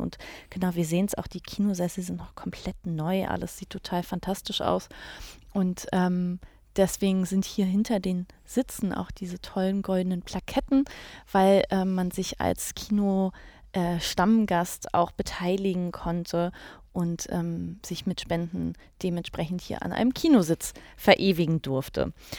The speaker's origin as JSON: {"language": "German", "region": "Berlin", "country": "Germany", "said": "als Berlinerin"}